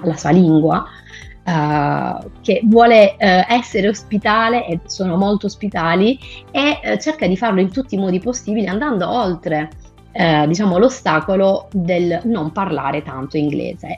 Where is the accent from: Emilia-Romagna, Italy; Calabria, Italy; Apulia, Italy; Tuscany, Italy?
Apulia, Italy; Alberobello; Sono pugliese di Albero Bello